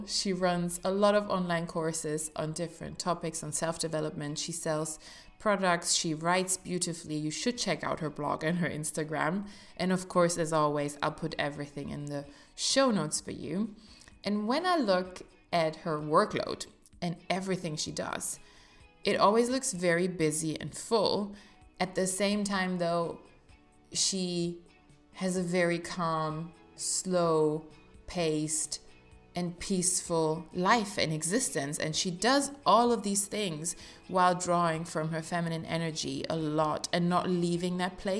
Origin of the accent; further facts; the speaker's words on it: Salzburg, Austria; born there; I was born in Salzburg in Austria.